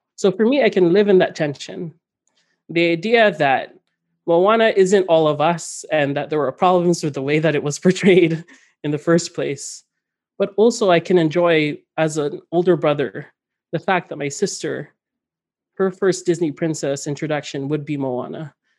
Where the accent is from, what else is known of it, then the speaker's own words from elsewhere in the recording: Northern Mariana Islands; moved away; also born or lived in Guam; The archipelago I come from where I was born in Guam and raised throughout the Northern Marianas